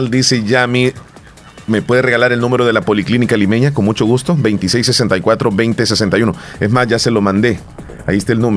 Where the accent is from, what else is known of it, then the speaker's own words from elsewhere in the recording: Lislique, La Unión, El Salvador; Buenos días … de Derrumbado Lislique.